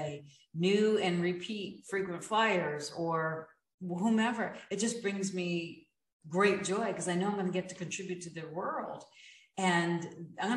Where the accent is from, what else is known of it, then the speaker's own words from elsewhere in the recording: New York, United States; I'm a New Yorker in my blood.